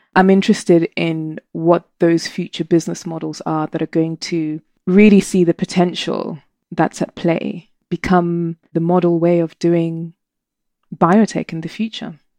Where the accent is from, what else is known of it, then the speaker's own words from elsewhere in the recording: Zimbabwe; moved away as an adult; Zimbabwe. Gosh, I was born soon after independence, five years later. And, uh, I was a born free, and it was an amazing childhood